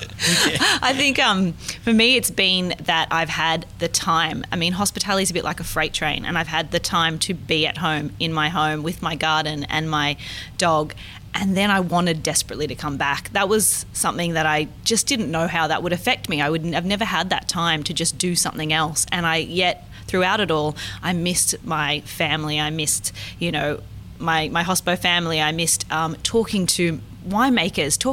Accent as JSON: {"language": "English", "country": "Australia", "said": "as an Australian perspective"}